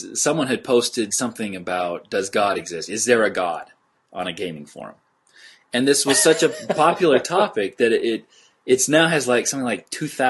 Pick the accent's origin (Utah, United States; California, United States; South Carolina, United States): Utah, United States; I grew up in Utah.